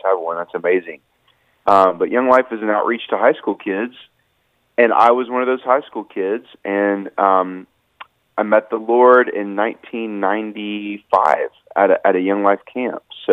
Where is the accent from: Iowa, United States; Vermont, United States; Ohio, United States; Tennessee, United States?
Tennessee, United States; Nashville; I'm in Nashville, Tennessee, my hometown